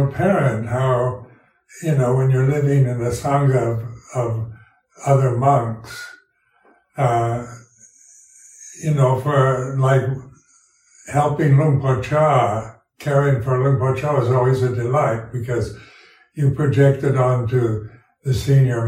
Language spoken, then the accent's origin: English; United States; moved away as an adult; also born or lived in Thailand; being an American, I was brought up with this strong individualistic approach